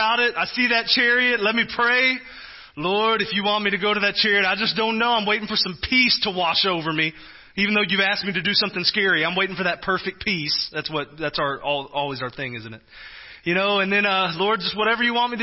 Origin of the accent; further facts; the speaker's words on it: Texas, United States; now in Kansas, United States; I'm from Texas